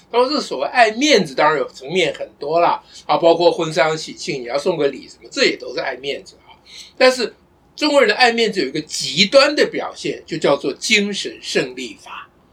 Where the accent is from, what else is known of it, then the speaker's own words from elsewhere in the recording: Taiwan; 我们台湾人